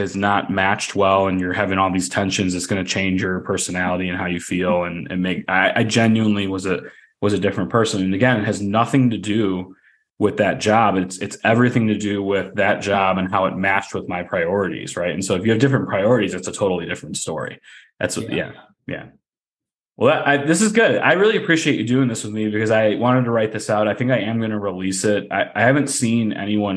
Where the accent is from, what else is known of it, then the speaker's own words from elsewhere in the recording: Chicago, Illinois, United States; I'm from Chicago